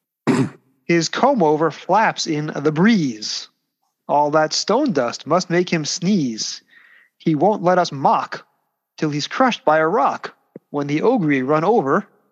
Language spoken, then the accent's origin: English; New York City, New York, United States; accent: Brooklyn; that's my Brooklyn accent